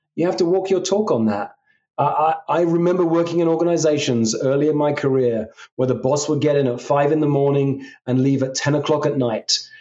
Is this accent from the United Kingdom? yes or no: yes; England, United Kingdom; I come from England